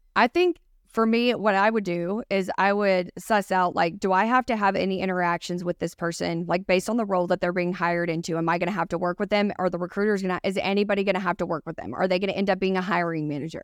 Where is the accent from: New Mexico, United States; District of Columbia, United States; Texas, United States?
Texas, United States; East; accent: Texan; I'm from specifically born in East Texas